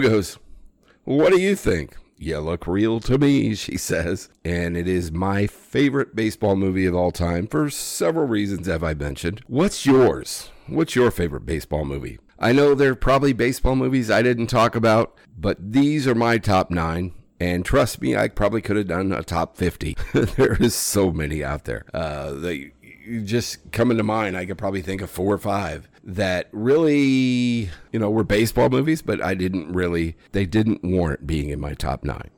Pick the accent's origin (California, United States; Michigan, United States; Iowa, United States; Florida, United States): Iowa, United States; moved away as an adult; That's home.